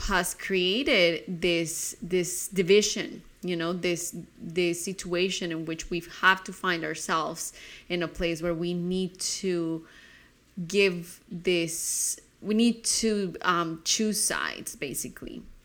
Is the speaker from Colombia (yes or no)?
yes; Colombia; growing up in Colombia